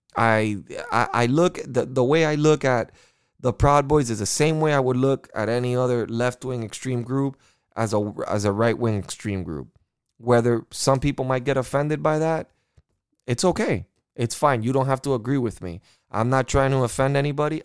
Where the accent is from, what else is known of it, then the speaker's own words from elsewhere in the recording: United States; I am an American